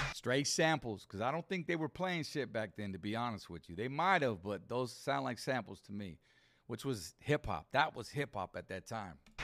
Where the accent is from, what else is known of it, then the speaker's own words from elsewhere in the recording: Riverside, California, United States; also born or lived in Monsanto; I grew up in Riverside. Uh, well, started in my sophomore years when I came from Monsanto. I came to Riverside, right there, La Sierra area